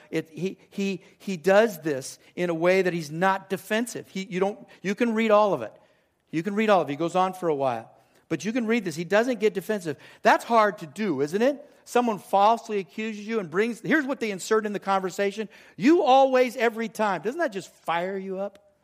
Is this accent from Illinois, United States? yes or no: no; Southern California, United States; moved away as an adult; It's down in Southern California.